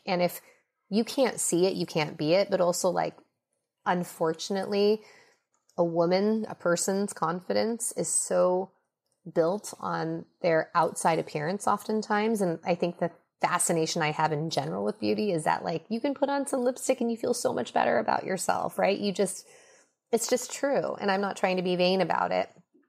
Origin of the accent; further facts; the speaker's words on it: Minnesota, United States; born there; I was born in Minnesota. I feel incredibly American. I am very attached to my Chinese cultural identity too.